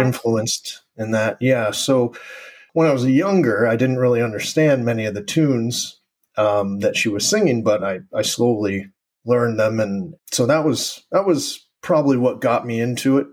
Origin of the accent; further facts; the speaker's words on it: East Coast, United States; also born or lived in Uruguay; growing up on the East Coast